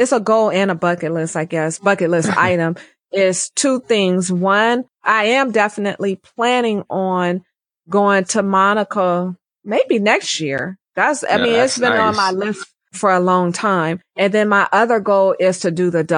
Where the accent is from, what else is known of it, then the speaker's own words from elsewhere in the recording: California, United States; I'm from California.